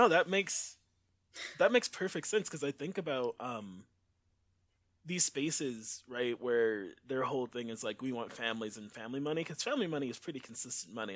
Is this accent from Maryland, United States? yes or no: no; Detroit, Michigan, United States; also born or lived in Inkster, Michigan / Grand Rapids, Michigan; I grew up in Inkster and Detroit 'cause my parents were divorced